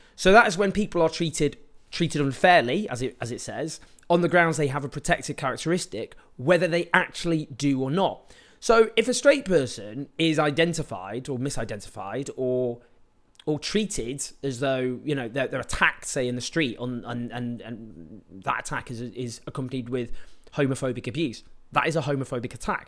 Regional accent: Stockport, North West England, United Kingdom; I grew up in Stockport in the nineteen nineties

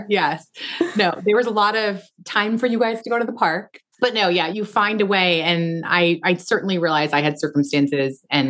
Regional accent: Pacific Northwest, United States; I tried to capture the feeling of growing up in the Pacific Northwest, which I hope I did.

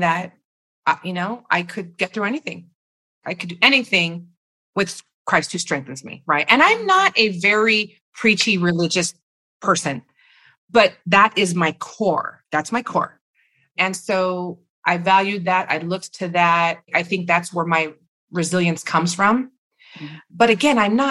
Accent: Rosemead, California, United States; I grew up in Rosemead. I'm living in Rosemead

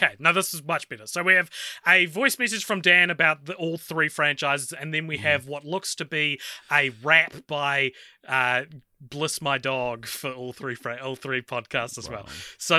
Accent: Australia; As an Australian, yes, I have been on the movie world ride a few times.

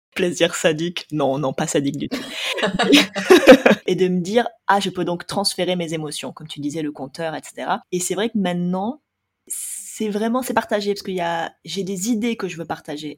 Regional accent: France; on est français

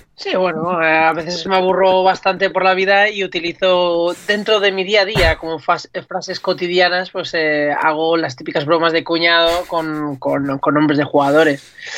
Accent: Alzira, Valencian Community, Spain; las fallas en mi pueblo, que yo soy de Alcira

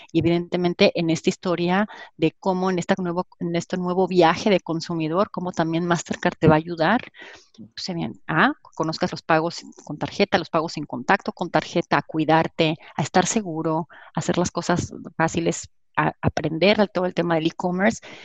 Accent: Mexico; soy orgullosamente mexicana

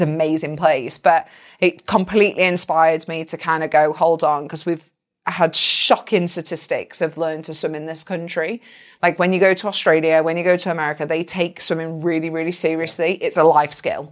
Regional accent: United Kingdom; I'm British

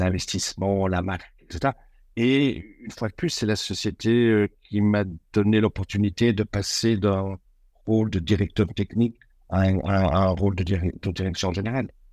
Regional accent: Belgium; moved away as an adult; Je suis belge

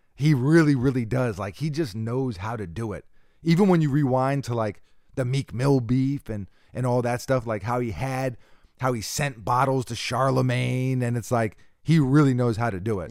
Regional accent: New York, United States; we're from New York

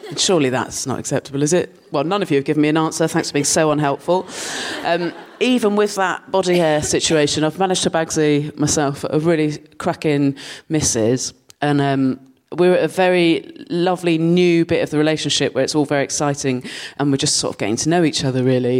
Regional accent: Dorset, South West England, United Kingdom; moved away as an adult; now in London, United Kingdom; I grew up in Dorset and um, I lived there till I was 18

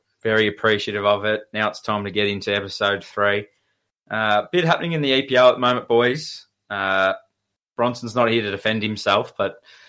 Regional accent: Shepparton, Victoria, Australia; we're from Shepparton.

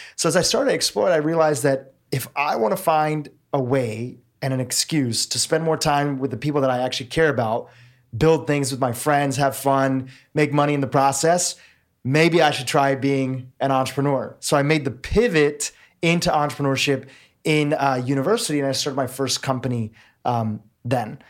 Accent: Nairobi, Kenya; I was born in Nairobi, Kenya. My family is fourth generation Kenyan.

